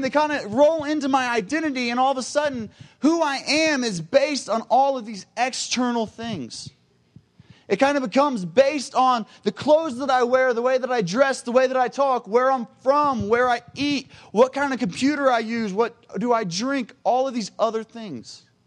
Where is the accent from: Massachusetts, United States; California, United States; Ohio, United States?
Ohio, United States; Cincinnati; I am from Cincinnati, Ohio